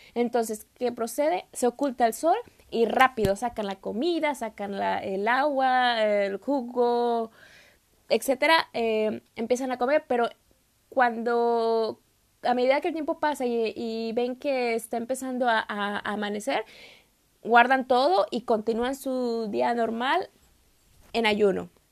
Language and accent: Spanish; Mexico; moved away as an adult; now in Turkey; soy de México